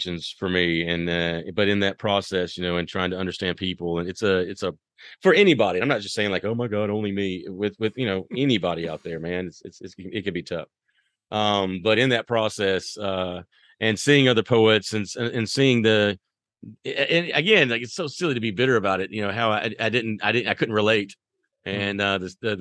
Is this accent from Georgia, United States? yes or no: yes; Athens, Georgia, United States; I am from the South, Athens, Georgia